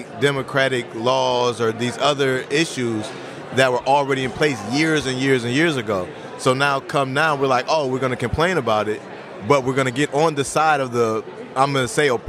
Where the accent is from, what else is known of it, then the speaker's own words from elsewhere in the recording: Alabama, United States; Growing up in Alabama, and I had 2-3 cousins that were killed directly from the Klan, directly from Jim Crow.